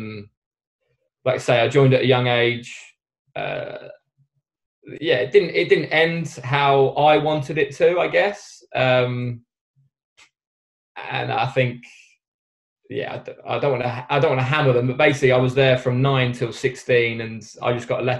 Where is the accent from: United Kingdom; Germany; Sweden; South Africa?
United Kingdom; Knebworth, East of England; I grew up in Nebworth